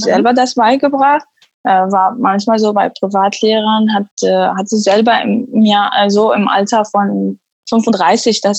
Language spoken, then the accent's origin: German; Syria; German is a second language; moved away as an adult; also born or lived in Damascus; now in Germany; Ich komme aus Syrien und äh, lebe in Deutschland seit fast fünf Jahren. Äh, in, ich bin 29 Jahre alt. Mhm. Ich habe in Syrien äh, Medizintechnik studiert und abgeschlossen.